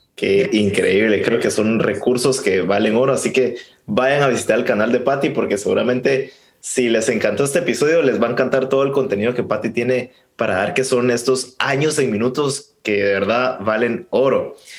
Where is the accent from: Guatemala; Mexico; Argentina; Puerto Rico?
Guatemala; yo como guatemalteco